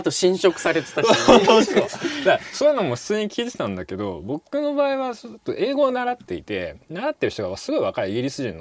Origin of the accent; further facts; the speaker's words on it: Tokyo, Japan; also born or lived in Nakano, Tokyo; 僕は杉並区高円寺で生まれでその後も中野区だったので